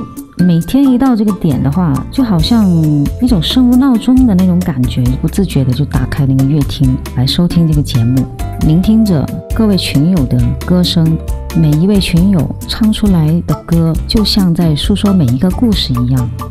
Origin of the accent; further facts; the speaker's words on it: Guangzhou, Guangdong, China; 大家好啊，我係嚟自二群廣州嘅